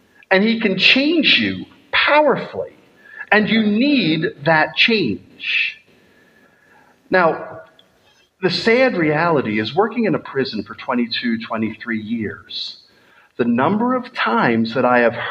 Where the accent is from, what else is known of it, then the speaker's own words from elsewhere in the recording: United States; now in Scotland, United Kingdom; As an American